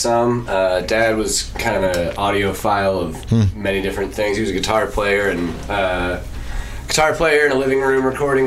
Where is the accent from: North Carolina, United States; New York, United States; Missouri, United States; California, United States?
Missouri, United States; St. Louis; moved away; St. Louis originally, but I've been in town since 2007